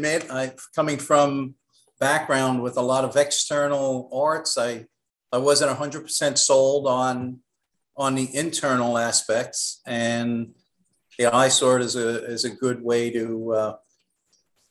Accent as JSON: {"language": "English", "town": "New York City", "region": "New York", "country": "United States", "tie": "born or raised there", "said": "I grew up in Brooklyn"}